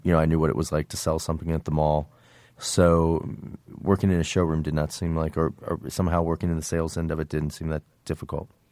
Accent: Indiana, United States; moved away; also born or lived in New York; where I grew up in Indiana, there was no fashion business

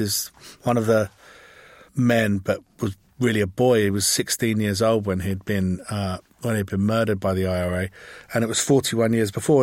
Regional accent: England, United Kingdom; I'm English

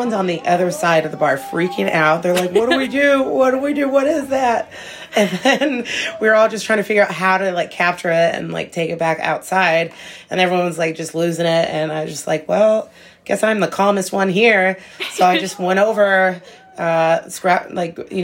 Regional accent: Alaska, United States; moved away as an adult; now in Brooklyn, United States; growing up and living in Alaska, having moose grow up in my backyard

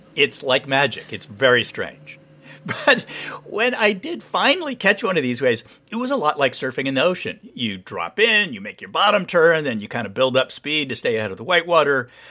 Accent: Santa Barbara, California, United States; moved away; I grew up surfing around Santa Barbara

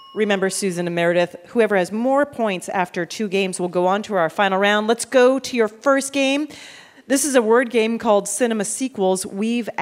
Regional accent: Canada; I'm Canadian

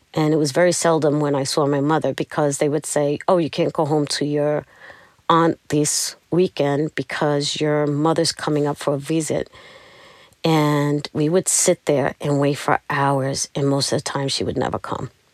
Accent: New York City, New York, United States; I'm from Brooklyn

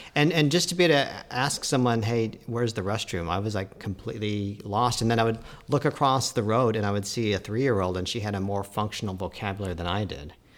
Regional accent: Colorado, United States; we're all from Colorado

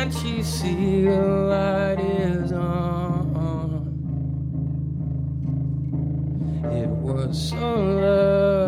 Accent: Alabama, United States; I am from Alabama

